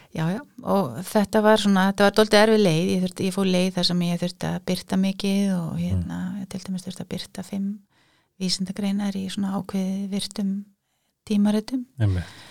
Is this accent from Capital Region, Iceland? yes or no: yes; Reykjavík, Capital Region, Iceland; Ég er úr Reykjavík, já